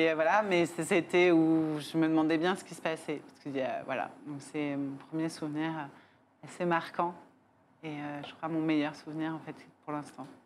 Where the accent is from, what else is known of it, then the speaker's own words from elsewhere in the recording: Paris, Île-de-France, France; moi, je suis une parisienne.